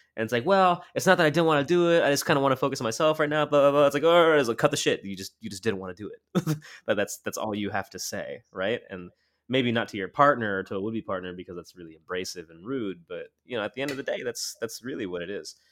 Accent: Montclair, New Jersey, United States; moved away as an adult; also born or lived in Crown Heights, Brooklyn; now in Brooklyn, New York, United States; I grew up in Montclair, New Jersey

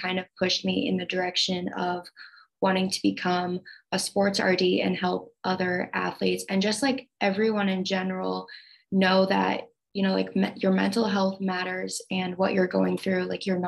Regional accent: Iowa, United States; moved away as an adult; now in St. Louis, United States; I grew up in Iowa, and for the past 4 years, I've been living in St. Louis.

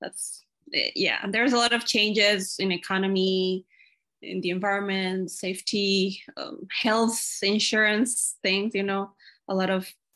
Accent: Ecuador; now in Washington State, United States; I'm from Ecuador. I'm currently living in Washington State in the USA.

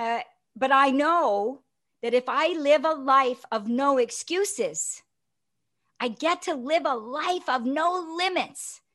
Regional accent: Toronto, Ontario, Canada; from Toronto

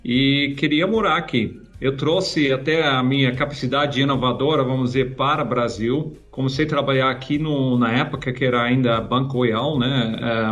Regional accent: Netherlands; Portuguese is a second language; moved away as an adult; now in Brazil; lá na Holanda, né? É, onde meu país natal

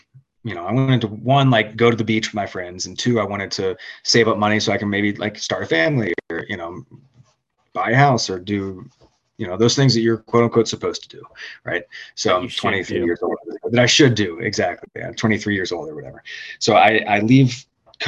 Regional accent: Richmond, Virginia, United States; I'm from Richmond, Virginia

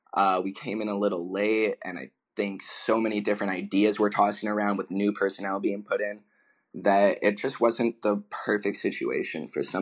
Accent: California, United States; moved away; I was born in California.

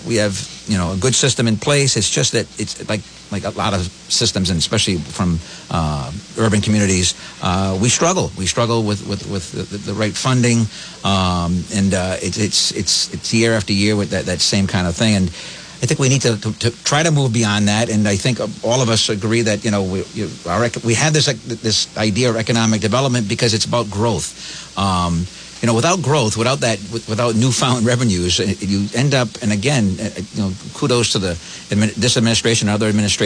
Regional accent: Woonsocket, Rhode Island, United States; I come from here, Roger. I was born and bred.

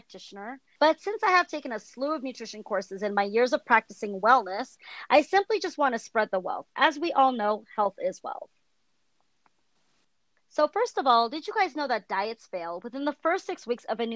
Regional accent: California, United States; I'm from California.

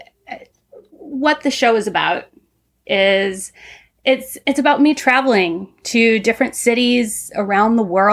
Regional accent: Southern Ohio, United States; moved away; I grew up in the Midwest, Southern Ohio, in the 80s

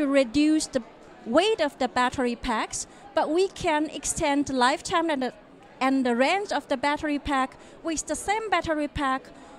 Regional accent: South Germany, Germany; English is a second language; also born or lived in China; I come from South Germany.

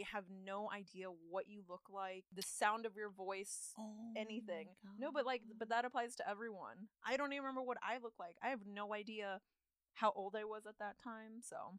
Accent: Austin, Texas, United States; I'm an aspiring world leader from Austin, Texas.

